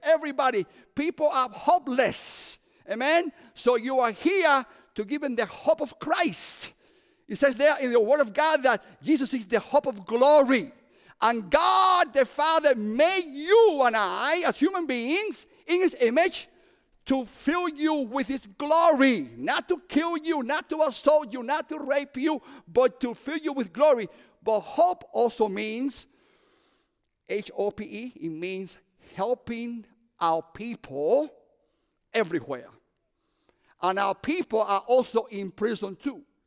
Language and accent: English; Cuba; moved away; also born or lived in Union City, New Jersey / Chicago; I'm from Cuba.